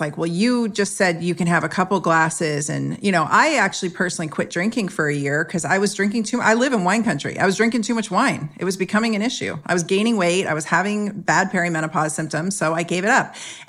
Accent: San Jose, California, United States; I was sprayed with malathion when I was a kid growing up in San Jose in Northern California when they were spraying the fruit flies.

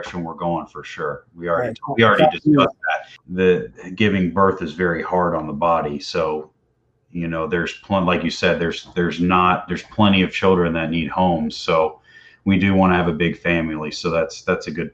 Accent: Tampa, Florida, United States; growing up in Tampa here, I used to go out on the water a lot

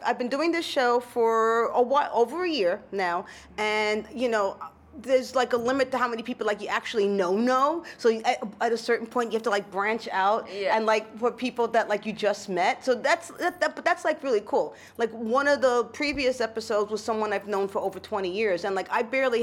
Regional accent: New York City, New York, United States; also born or lived in South Shore, Long Island; I grew up in the Bronx

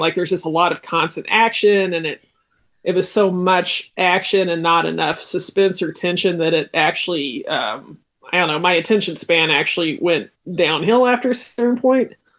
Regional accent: United States; as an American

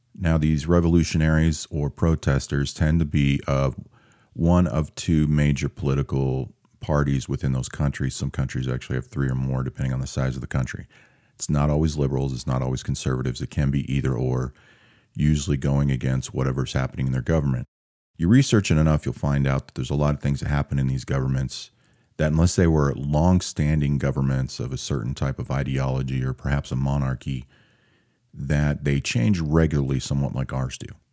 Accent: Seattle, Washington, United States; moved away; I'm from Seattle

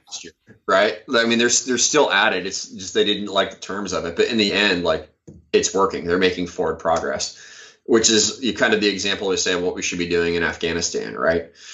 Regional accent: Iowa, United States; moved away as an adult; I'm from Iowa originally

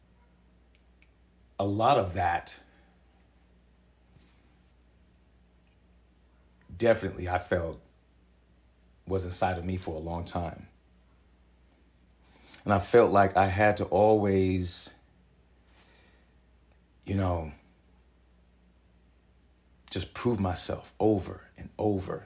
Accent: San Jose, California, United States; growing up in Southside San Jose, for the time I was living over there

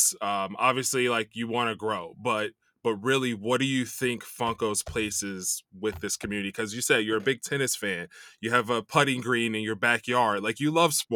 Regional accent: Chicago, Illinois, United States; now in Los Angeles, United States; I grew up in Chicago

